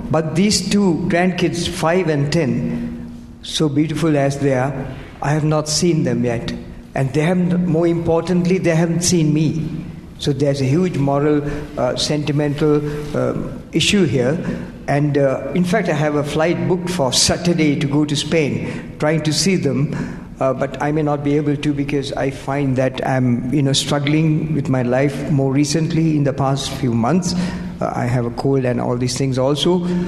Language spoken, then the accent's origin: English; United Kingdom; I'm British.